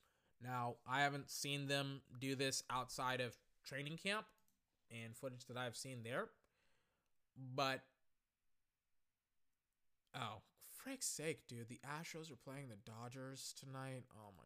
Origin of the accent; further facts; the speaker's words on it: Texas, United States; I'm from Texas, and I have family in Houston.